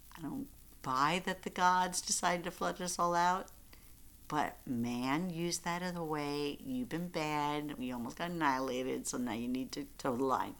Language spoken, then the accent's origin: English; Central Islip, New York, United States; I grew up in Central Islip, I mean, New York